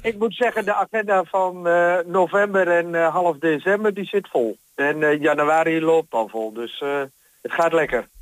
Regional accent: Almelo, Overijssel, Netherlands; moved away as an adult; now in Hengelo, Netherlands; ik ben 62. geboren in Almelo

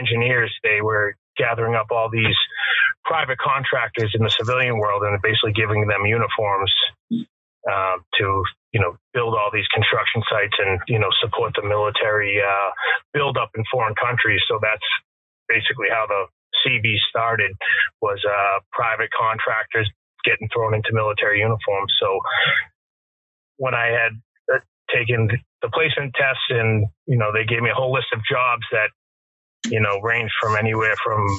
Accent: Wakefield, Massachusetts, United States; I was born and raised in Wakefield, Massachusetts

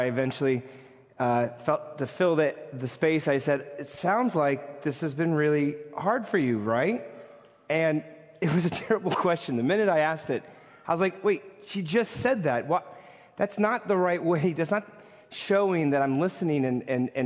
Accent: New York, United States; as a New Yorker

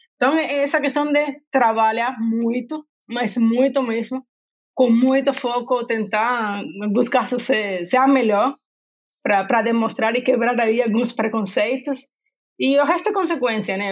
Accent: Cuba; Portuguese is a second language; moved away as an adult; also born or lived in Rio de Janeiro / Salvador; now in São Paulo, Brazil; como vocês podem ver pelo meu sotaque, não sou brasileira, sou de Cuba, mas moro no Brasil tem 14 anos

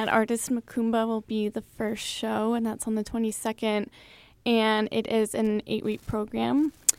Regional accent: Massachusetts, United States; I'm from Massachusetts

